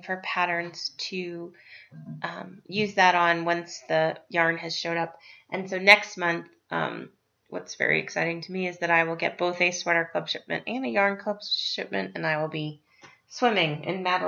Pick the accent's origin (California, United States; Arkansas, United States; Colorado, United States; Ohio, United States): Colorado, United States; Estes Park; I grew up in Estes Park, and as a kid, one of the first places we lived when we moved to town was right near the fairgrounds